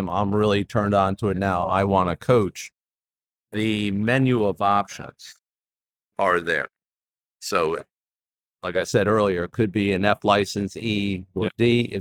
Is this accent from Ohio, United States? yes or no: no; New York, United States; moved away; Well, here I am. I'm a transplant from New York. Uh, moved here in '87, and so Wilmington, New really Wilmington, Newark are those two areas.